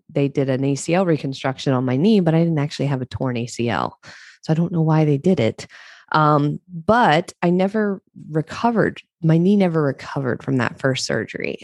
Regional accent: Eastern Shore of Maryland, United States; moved away; I grew up in Maryland, on the eastern shore of Maryland

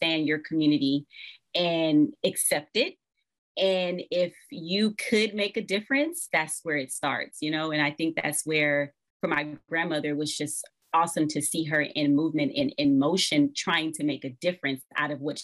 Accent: Los Angeles, California, United States; born and raised in South Central Los Angeles

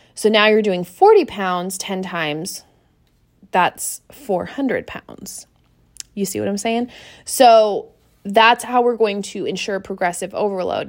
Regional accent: Seattle, Washington, United States; moved away; I am from Seattle. I grew up in Seattle

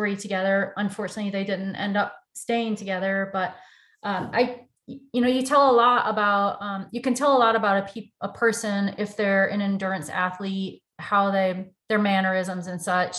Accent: Detroit, Michigan, United States; moved away; also born or lived in Nashville, Tennessee; So I am originally from Detroit, Michigan. I grew up in the automotive industry. I moved to Tennessee in 1989

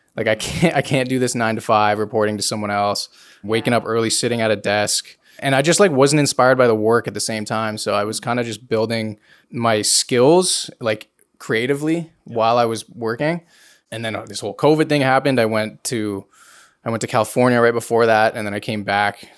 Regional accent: King City, Ontario, Canada; I am from King City, so it's like 40 minutes north of Toronto.

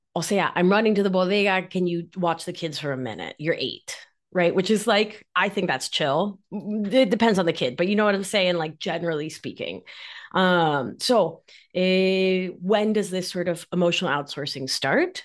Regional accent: Mar del Plata, Buenos Aires Province, Argentina; accent: Argentine; now in New York, United States; I am, if you can't tell from my accent, Argentine. I'm from Mar del Plata, which is about four hours south of Buenos Aires.

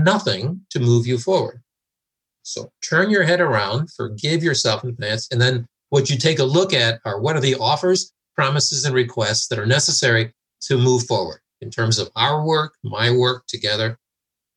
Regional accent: United States; also born or lived in United Kingdom; I'm an American in the UK running this transformation team.

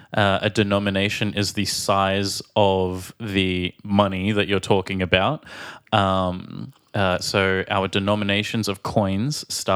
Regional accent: Australia; from Australia.

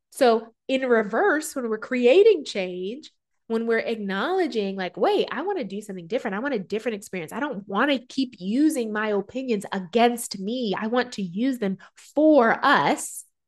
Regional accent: Southern culture, United States; Growing up in America, American culture, Southern culture

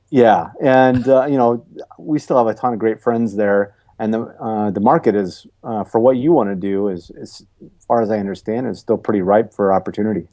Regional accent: Wisconsin, United States; I grew up in Wisconsin

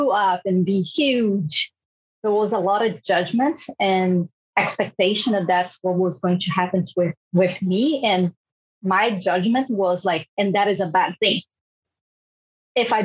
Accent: Brazil; moved away; I'm from Brazil

